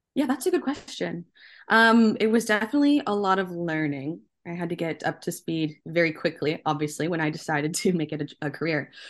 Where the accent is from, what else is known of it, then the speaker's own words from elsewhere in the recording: Canada; being Canadian, being born and raised here